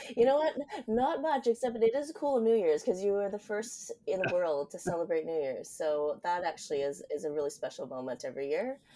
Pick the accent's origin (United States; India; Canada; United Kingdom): Canada; Vancouver, British Columbia; now in Auckland, New Zealand; I grew up in Vancouver. I am a city slicker